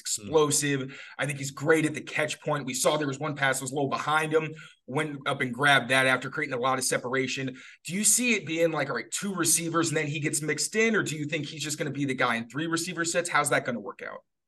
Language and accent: English; Chicago, Illinois, United States; I'm from Chicago, so I'm a neighbor to Wisconsin originally